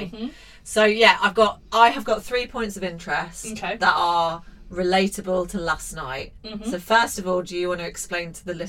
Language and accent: English; Leicester, East Midlands, United Kingdom; I was born in Leicester.